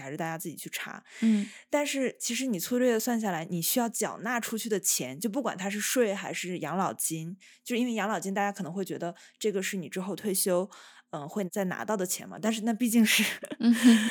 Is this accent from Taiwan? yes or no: no; China; now in Italy